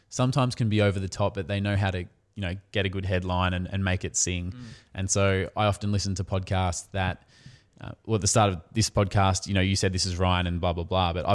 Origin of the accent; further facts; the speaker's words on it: Australia; we're Australian. So niche. Yeah, we're Australian.